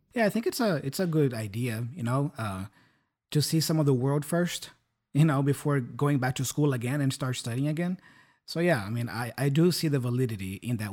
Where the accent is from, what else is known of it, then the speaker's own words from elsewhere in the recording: São Paulo, Brazil; English is a second language; now in Curitiba, Brazil; I am originally from São Paulo capital, and I, I was born and raised there